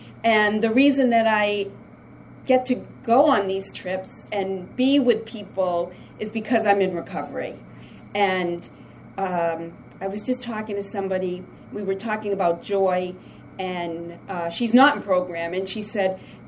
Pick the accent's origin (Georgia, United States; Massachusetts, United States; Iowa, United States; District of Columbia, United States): Massachusetts, United States; the trip coming up here, I'm from Massachusetts, and, you know, coming up, I was thinking, what a joy.